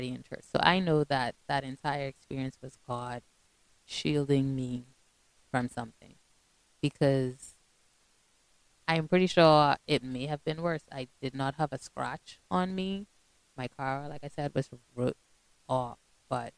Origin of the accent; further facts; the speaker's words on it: Bahamas; I'm from the Bahamas